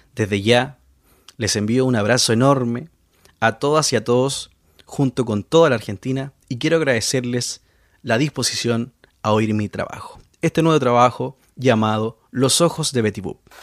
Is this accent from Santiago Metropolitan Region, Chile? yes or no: yes; Santiago, Santiago Metropolitan Region, Chile; yo soy de Santiago de Chile